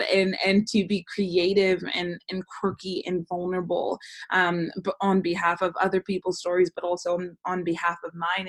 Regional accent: Bay Area, California, United States; moved away as an adult; now in Los Angeles, United States; I'm born and raised in the Bay Area, but I've lived in Los Angeles for the past 10 years

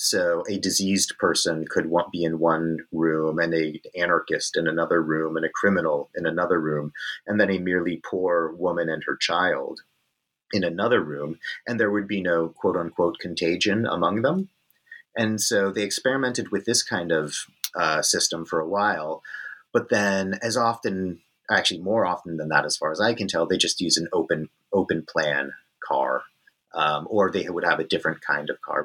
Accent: Northern California, United States; moved away as an adult; also born or lived in Virginia / Texas; now in Perth, Australia; I grew up on Coast Miwok country in what is known as Northern California these days

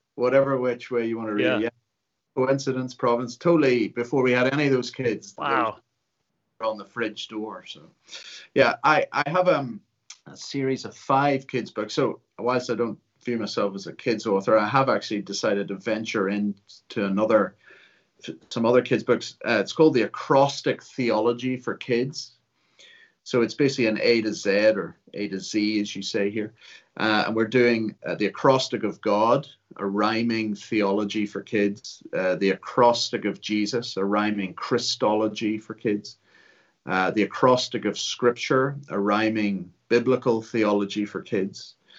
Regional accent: Ulster, Northern Ireland, United Kingdom; also born or lived in Liverpool; I count myself an Ulsterman, I was born in Liverpool.

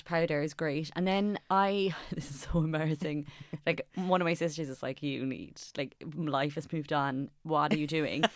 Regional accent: Cork, Munster, Ireland; I'm from Cork

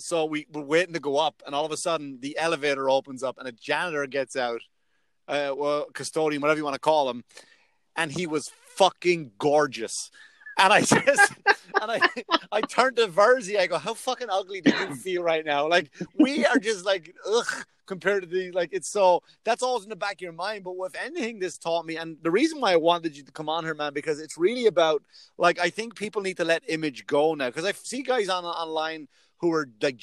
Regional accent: Ireland; moved away; I'm Irish

